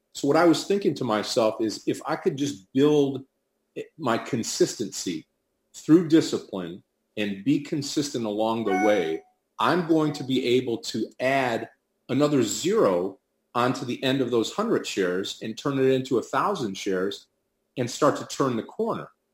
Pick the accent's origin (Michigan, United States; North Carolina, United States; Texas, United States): Michigan, United States; Detroit; I'm from Detroit, Michigan